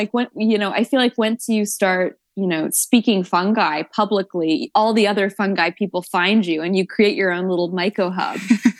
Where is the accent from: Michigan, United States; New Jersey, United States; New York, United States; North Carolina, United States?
New York, United States; Woodstock; So I grew up in Woodstock, New York, with a lot of New Age spirituality, a lot of psychics, a lot of tarot readers.